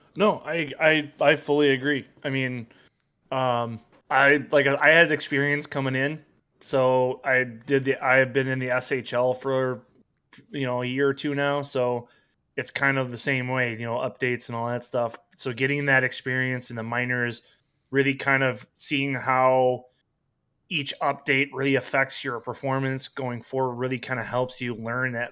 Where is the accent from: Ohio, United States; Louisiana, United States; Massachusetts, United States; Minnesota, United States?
Minnesota, United States; accent: northern; Born and raised Minnesota